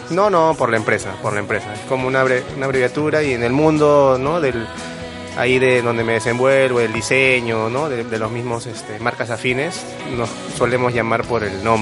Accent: Pueblo Libre, Lima, Peru; desde Pueblo Libre, que es mi hogar, centro de labores, eh, ahí, toda mi vida.

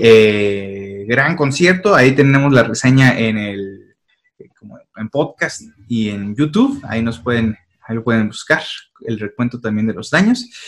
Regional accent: San Luis Potosí, Mexico; nosotros que somos de San Luis Potosí

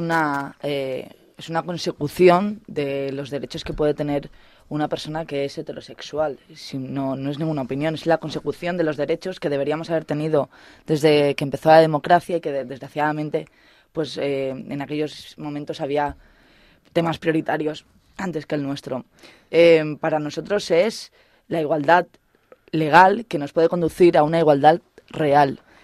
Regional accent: Mallorca, Balearic Islands, Spain; moved away as an adult; now in Salamanca, Spain; soy mallorquina

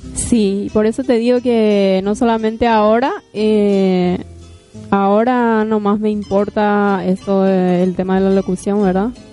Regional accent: San Estanislao, San Pedro Department, Paraguay; moved away; nací en San Estanislao, como les dije. Provengo de allá.

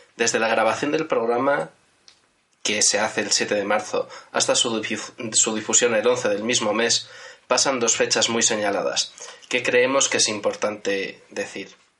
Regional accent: Madrid, Community of Madrid, Spain; los tres integrantes de la mesa que nacimos en Madrid

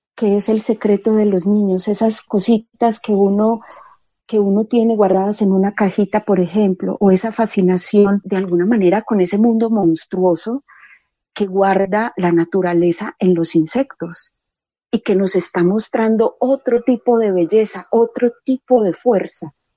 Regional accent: Medellín, Antioquia, Colombia; Soy de Medellín. Yo nací en una familia numerosa.

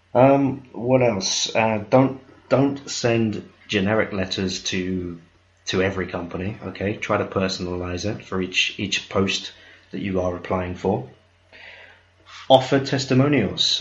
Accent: United Kingdom; I'm British

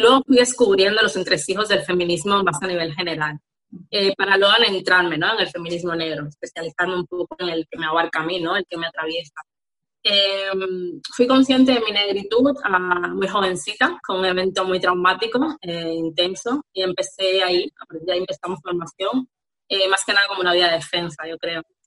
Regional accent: Havana, Cuba; now in Barcelona, Spain; Yo soy de La Habana, Cuba

